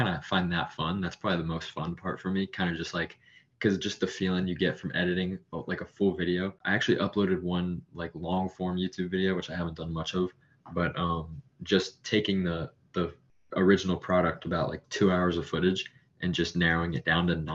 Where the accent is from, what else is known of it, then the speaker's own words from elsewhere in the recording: Florida, United States; I'm from Florida